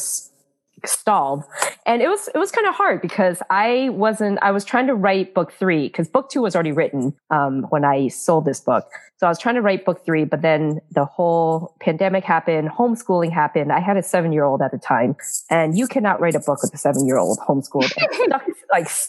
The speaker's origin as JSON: {"language": "English", "country": "United States", "tie": "born or raised there", "also_born_or_lived": "Taiwan / New York City", "said": "I was born in Taiwan. We moved here when I was 7. So I basically grew up here, but, you know, with a very strong Taiwanese background"}